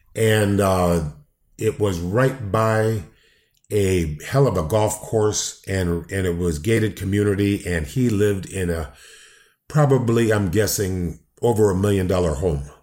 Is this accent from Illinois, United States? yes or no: yes; Downers Grove, Illinois, United States; I grew up in Downers Grove, Illinois